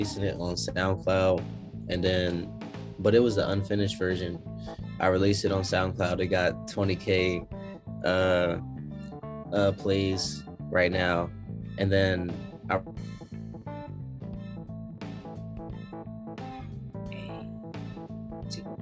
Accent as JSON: {"language": "English", "town": "Philadelphia", "region": "Pennsylvania", "country": "United States", "moved": "yes", "lives_now": "Atlanta, United States", "said": "I'm from Philly"}